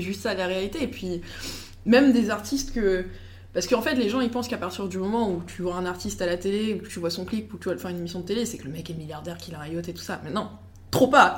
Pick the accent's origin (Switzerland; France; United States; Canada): United States; je suis américaine